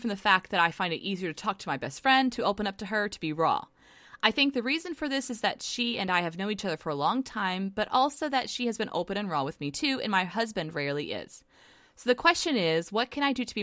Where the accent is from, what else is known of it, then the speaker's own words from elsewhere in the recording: United States; I'm an American and I speak English, hardly any Korean.